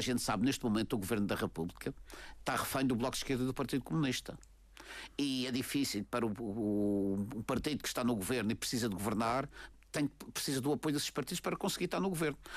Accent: Madeira, Portugal; Nós madeirenses somos portugueses de pleno direito

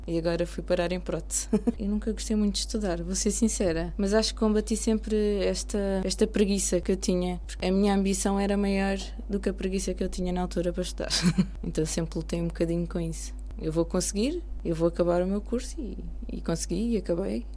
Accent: Almada, Setúbal, Portugal; eu cresci, nasci e cresci em Almada, no bairro do Raposo

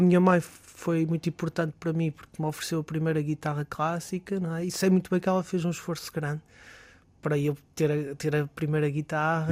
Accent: Barcelos, Norte, Portugal; now in Braga, Portugal; somos de Barcelos, naturais de Barcelos

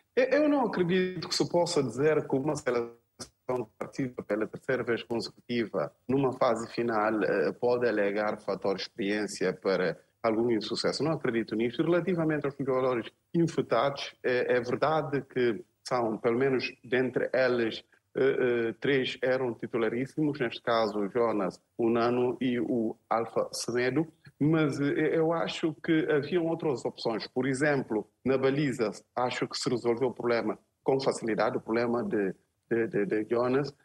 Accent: Guinea-Bissau; nós, enquanto guineenses

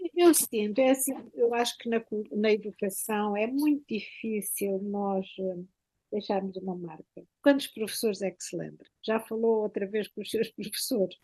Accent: Santa Vitória, Alentejo, Portugal; moved away as an adult; also born or lived in Beja; now in Toronto, Canada; eu sou de uma pequena aldeia, Santa Vitória

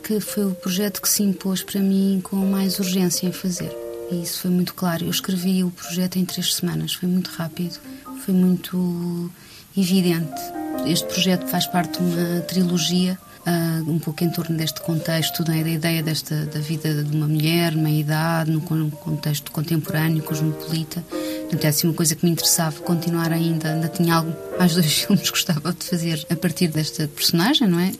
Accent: Portugal; o meu prédio de infância, que é na rua Cidade de Rabat, portanto, o que dá título ao filme, onde nasci e cresci

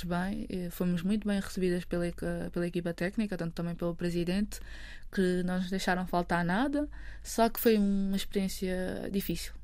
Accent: Amadora, Lisbon, Portugal; eu cresci na Amadora, num bairro social

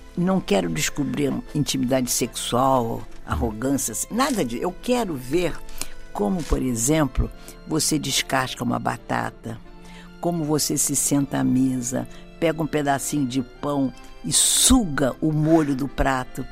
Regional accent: Brazil; nasci no Brasil e filha de galegos, de origem

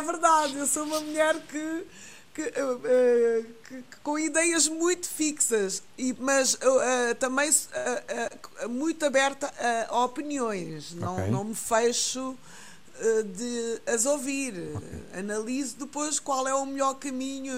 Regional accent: Guinea-Bissau; now in Portugal; minha terra natal, que é a Guiné-Bissau

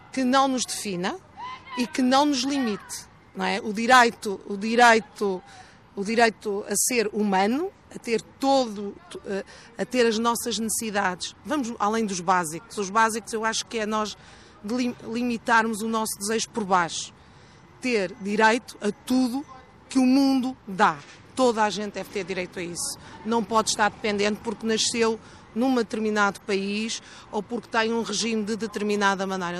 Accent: Porto, Norte, Portugal; moved away as an adult; now in Lisbon, Portugal; Eu sou do Porto, estudei no Porto, iniciei a minha vida profissional no Porto e no início dos anos 90 vim trabalhar para Lisboa.

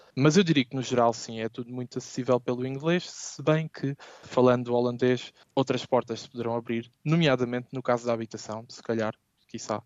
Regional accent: Portugal; moved away as an adult; now in Amsterdam, Netherlands; Eu gostaria de voltar a Portugal

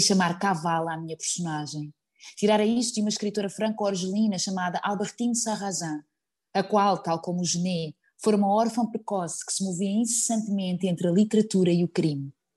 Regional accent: Azambuja, Lisbon, Portugal; eu sou ribatejana, uh, eh, vim da Zambuja

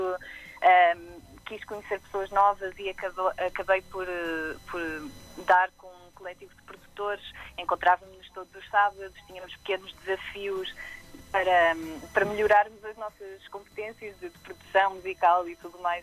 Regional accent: Aveiro, Centro, Portugal; Sou, sou natural de Aveiro

